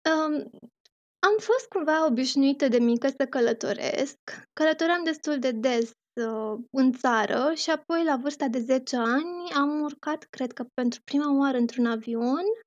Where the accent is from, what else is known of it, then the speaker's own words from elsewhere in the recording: Romania; moved away as an adult; now in Doha, Qatar; de atunci uh, mă întorc în România foarte rar, doar în concediu